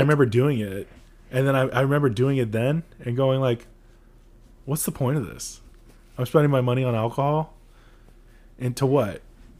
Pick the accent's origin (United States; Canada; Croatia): Croatia; moved away; I just remember In-N-Out, when I came from Croatia, it was so salty.